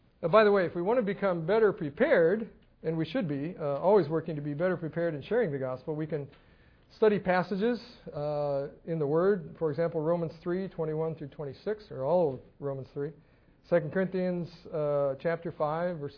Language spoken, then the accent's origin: English; Scotland, United Kingdom; moved away; being Scottish